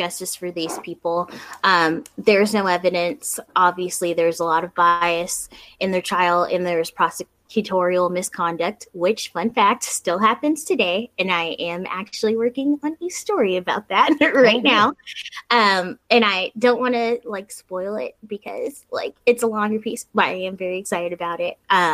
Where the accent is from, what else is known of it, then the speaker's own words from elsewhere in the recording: South Florida, United States; moved away; the place where we grew up, which we grew up in South Florida